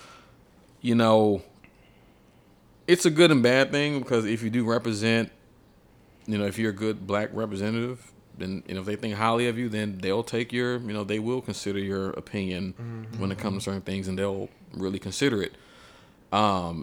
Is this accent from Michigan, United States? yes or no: no; Atlanta, Georgia, United States; now in Nashville, United States; I'm from Atlanta, which is a black mecca.